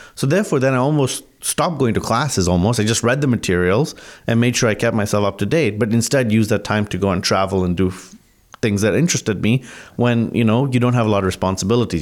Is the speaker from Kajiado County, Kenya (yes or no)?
no; Mombasa, Mombasa County, Kenya; also born or lived in Canada / United States / England; now in Burlington, Canada; I was born actually in Mombasa, Kenya, which is on the eastern coast of Africa where my family's been for about three generations.